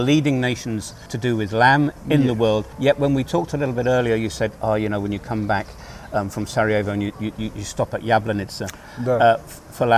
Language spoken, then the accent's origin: English; United Kingdom; moved away; coming from the United Kingdom